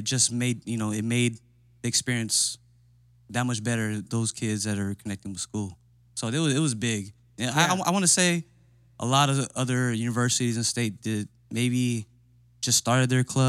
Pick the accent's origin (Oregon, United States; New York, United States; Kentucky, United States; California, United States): California, United States; San Diego; born and raised in San Diego, California